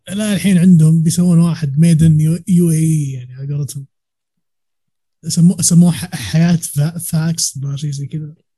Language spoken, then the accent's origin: Arabic; Riyadh, Riyadh Province, Saudi Arabia; عندنا في الرياض